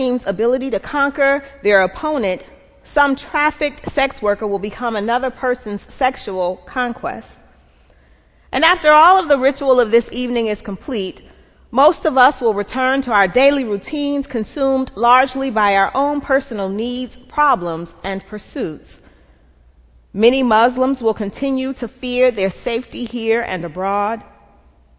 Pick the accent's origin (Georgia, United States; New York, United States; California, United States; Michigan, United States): Georgia, United States; Atlanta; I'm from Atlanta